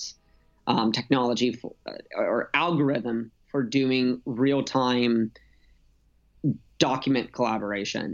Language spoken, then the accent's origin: English; San Diego, California, United States; also born or lived in Los Angeles / Utah; now in San Francisco, United States; I grew up in San Diego